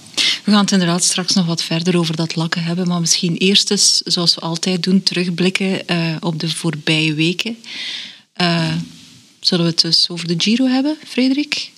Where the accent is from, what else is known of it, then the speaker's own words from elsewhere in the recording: Belgium; we als Belgen